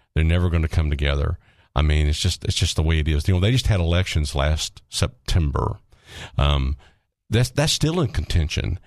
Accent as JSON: {"language": "English", "region": "Arkansas", "country": "United States", "said": "I'm from Arkansas. I'm an Arkansan, but I'm I'm an American"}